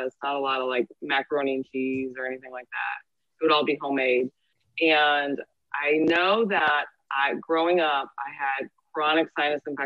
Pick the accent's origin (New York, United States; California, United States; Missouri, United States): Missouri, United States; St. Louis; moved away as an adult; also born or lived in Michigan / Los Angeles; I am from St. Louis, Missouri. I am a functional diagnostic nutritionist and I am a personal trainer. Mm-hmm. I grew up here